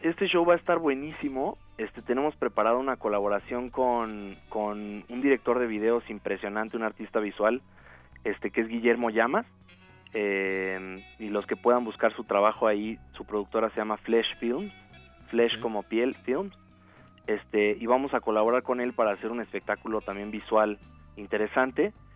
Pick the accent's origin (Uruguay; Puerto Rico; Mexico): Mexico; Cuernavaca, Morelos; moved away as an adult; also born or lived in Caracas, Venezuela / Madrid, Spain / Los Angeles, United States; now in Mexico City, Mexico; yo soy realmente de Caracas, Venezuela pero crecí en Cuernavaca, entonces soy guayabo por añadidura.